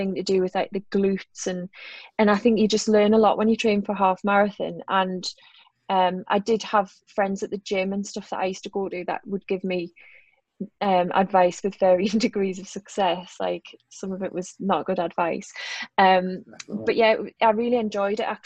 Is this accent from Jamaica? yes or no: no; Newcastle upon Tyne, North East England, United Kingdom; accent: Geordie; I'm a Geordie